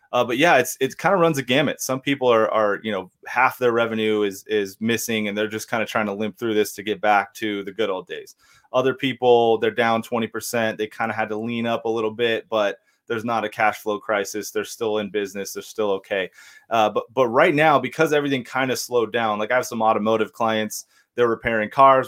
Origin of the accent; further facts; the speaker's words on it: Temecula, California, United States; my hometown of Temecula